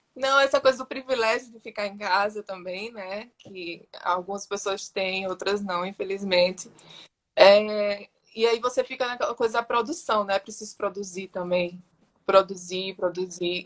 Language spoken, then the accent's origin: Portuguese; Natal, Rio Grande do Norte, Brazil; moved away as an adult; now in São Paulo, Brazil; eu sou potiguar, esqueci de falar no começo, né? Eu sou, nasci no Rio Grande do Norte, em Natal, e moro aqui em São Paulo há 14 anos